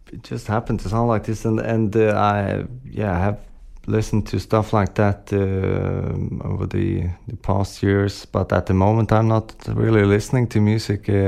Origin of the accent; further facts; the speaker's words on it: Sweden; English is a second language; also born or lived in London / Holland; now in Copenhagen, Denmark; Yeah, but I'm from Sweden originally, yeah. Uh, and yeah, I've also been living in, in London and Holland